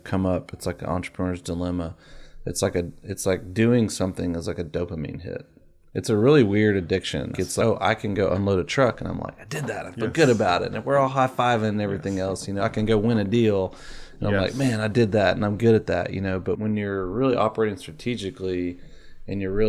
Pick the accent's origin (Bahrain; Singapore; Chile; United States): United States; Florida; I moved to Florida when I was 10